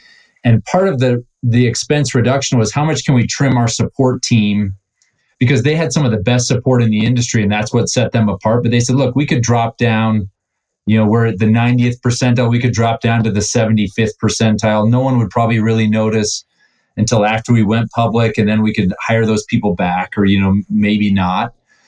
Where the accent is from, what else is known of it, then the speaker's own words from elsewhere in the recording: Cleveland, Ohio, United States; Well, so I was born in Cleveland